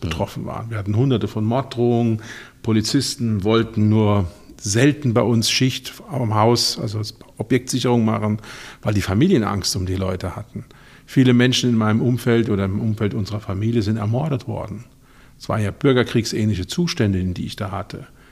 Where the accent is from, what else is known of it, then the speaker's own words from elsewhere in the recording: Ludwigshafen, Rhineland-Palatinate, Germany; ich komme aus Ludwigshafen, Stadt der BSF. da war völlig klar, nach dem ABI geht man in die BSF